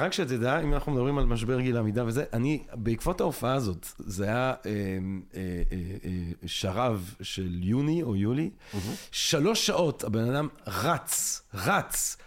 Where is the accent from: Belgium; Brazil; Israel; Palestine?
Belgium; אני בלגי